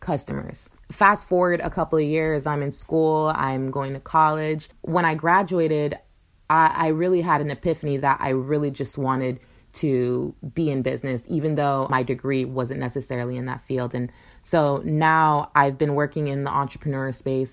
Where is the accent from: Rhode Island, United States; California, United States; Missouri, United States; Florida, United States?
Florida, United States; Pembroke Pines; I grew up in South Florida in a little suburb, Pembroke Pines, in between Fort Lauderdale and Miami